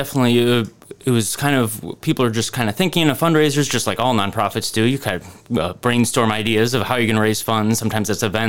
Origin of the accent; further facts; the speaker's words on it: Minneapolis, Minnesota, United States; now in Decorah, United States; So I'm not from Decorah, but I grew up in Minneapolis.